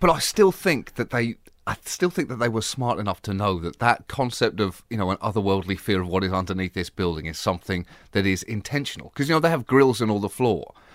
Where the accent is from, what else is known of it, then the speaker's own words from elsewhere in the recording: Bedford, East of England, United Kingdom; moved away; also born or lived in Birmingham; I was raised in Bedford